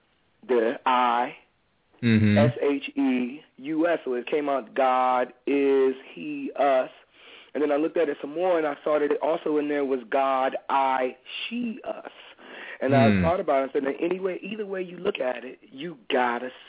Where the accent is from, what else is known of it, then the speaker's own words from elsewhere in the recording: Washington, District of Columbia, United States; I'm in Washington D.C. I'm from Washington D.C., Chocolate City, USA.